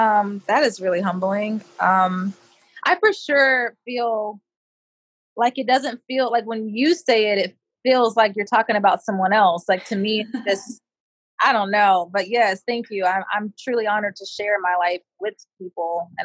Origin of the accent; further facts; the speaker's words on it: Rochester, New York, United States; born there; also born or lived in Europe / Japan / Florida / Connecticut; So I was born in Rochester, New York. My mom married a military person, and so I became a military brat at that point, and I've literally lived all over the world in Europe, in Japan, Florida, Connecticut